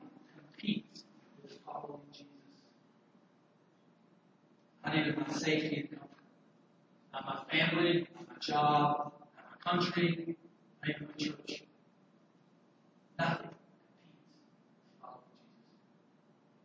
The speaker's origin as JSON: {"language": "English", "region": "Alabama", "country": "United States", "tie": "born or raised there", "said": "my home state, Alabama"}